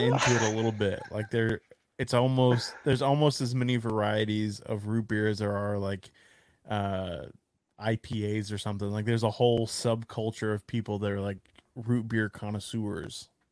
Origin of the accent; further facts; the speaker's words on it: Texas, United States; I'm a Texan